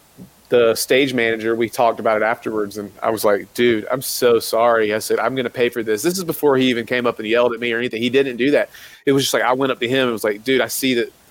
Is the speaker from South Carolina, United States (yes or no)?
yes; South Carolina, United States; I grew up in South Carolina. So I grew up around the Bible Belt